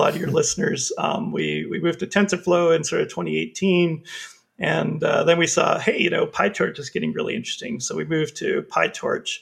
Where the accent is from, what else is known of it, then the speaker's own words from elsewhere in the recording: Canada; I'm from Canada